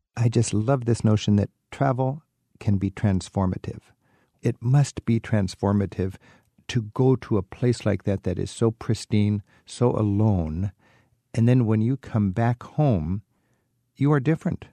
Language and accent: English; Washington, United States; my home state of Washington